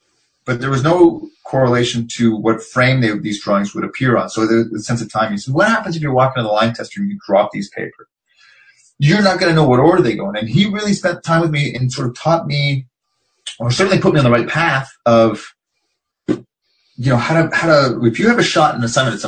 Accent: Montreal, Quebec, Canada; born there; He's from Montreal, and I was born in Montreal

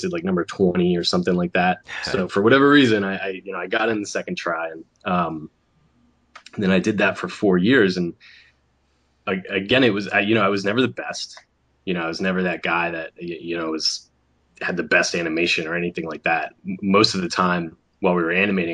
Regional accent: Sarasota, Florida, United States; moved away; growing up in Florida

